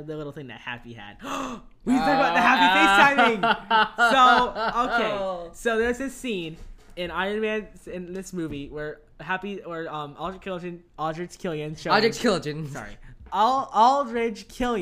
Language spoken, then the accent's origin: English; Tennessee, United States; I was born in Tennessee.